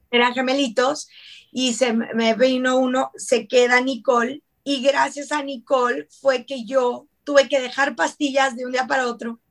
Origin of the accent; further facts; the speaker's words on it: Ciudad Juárez, Chihuahua, Mexico; moved away; also born or lived in Mexico City; soy mexicana, yo soy de Ciudad Juárez